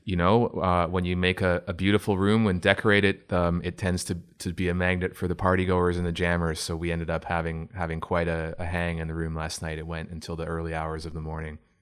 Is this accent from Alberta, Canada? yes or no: no; Oshawa, Ontario, Canada; also born or lived in Toronto; I'm from Oshawa. I grew up in Oshawa originally